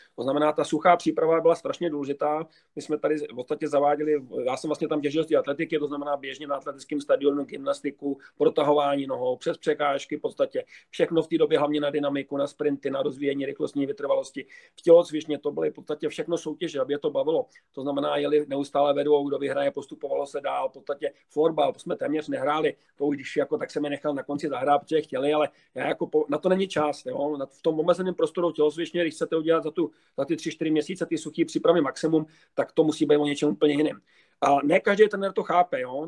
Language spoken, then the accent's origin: Czech; Prague, Czechia; já jsem Pražák původem